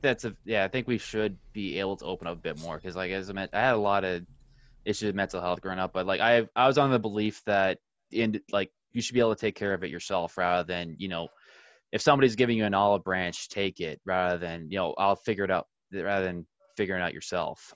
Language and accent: English; Ottawa, Ontario, Canada; I'm from the Ottawa area